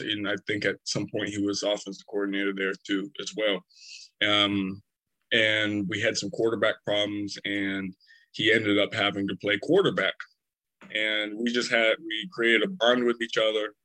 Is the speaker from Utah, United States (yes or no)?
no; Portland, Oregon, United States; moved away as an adult; also born or lived in California; I'm 29 years old. I'm from Portland, Oregon